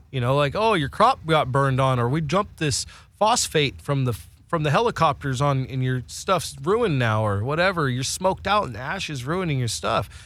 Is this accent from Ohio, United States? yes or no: no; Willits, California, United States; moved away; also born or lived in Spain; I grew up in Northern California